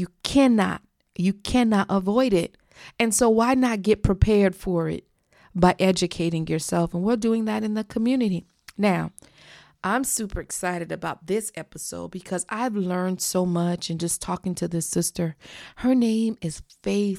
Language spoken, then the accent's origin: English; South Florida, United States; She was born and raised in South Florida, I was too